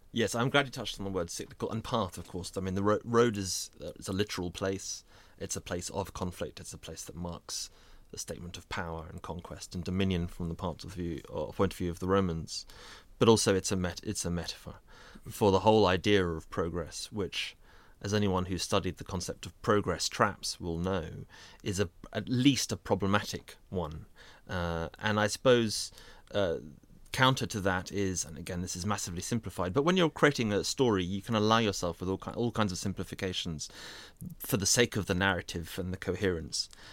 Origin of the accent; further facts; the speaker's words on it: North Surrey, South East England, United Kingdom; where I grew up in North Surrey